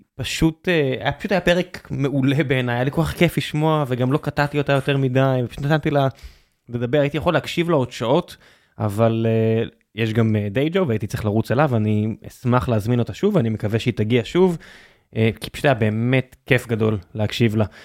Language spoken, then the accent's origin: Hebrew; Beersheba, Southern District, Israel; אני נולדתי בבאר שבע